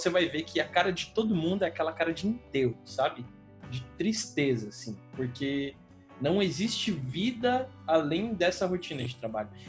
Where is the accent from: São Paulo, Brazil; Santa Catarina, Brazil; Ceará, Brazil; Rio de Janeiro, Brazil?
São Paulo, Brazil; eu sou de Sampa, né, eu, eu moro aqui desde sempre, e é que, assim, qualquer rolê, qualquer rolê, assim, para shopping, para o centro, eu moro aqui na Zona Sul e tal